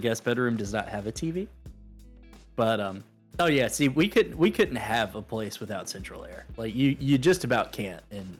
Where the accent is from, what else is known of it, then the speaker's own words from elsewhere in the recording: Alabama, United States; also born or lived in Mississippi; my hometown now, if it went back to the way it was, I would not recognize it anymore.